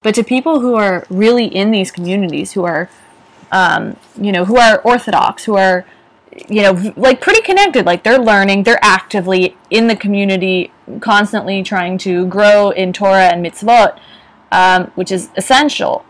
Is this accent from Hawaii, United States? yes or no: no; San Francisco Bay Area, California, United States; I grew up in the San Francisco Bay Area